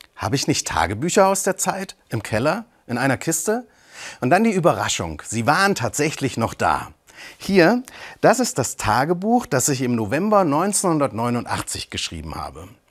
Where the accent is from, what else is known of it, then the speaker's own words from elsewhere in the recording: Eisenach, Thuringia, Germany; ich bin in Eisenach groß geworden